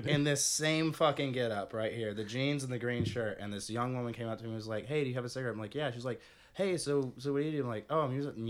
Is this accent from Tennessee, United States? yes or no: yes; Nashville, Tennessee, United States; "Oh, where are you from?" "Oh, I'm from Nashville." Like, "Oh, so you play music?" "Yeah."